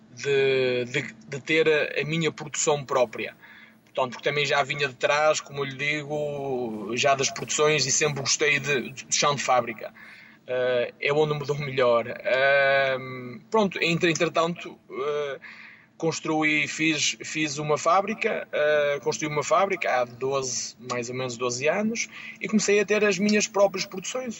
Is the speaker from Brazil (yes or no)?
no; Rebordosa, Porto District, Portugal; Eu sou natural de, de Rebordosa, como o Mário